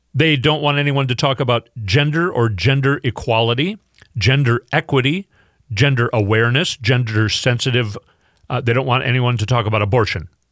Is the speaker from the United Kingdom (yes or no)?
no; Minnesota, United States; I grew up in Minnesota where I never saw even a black person in person until I got older and moved to Minneapolis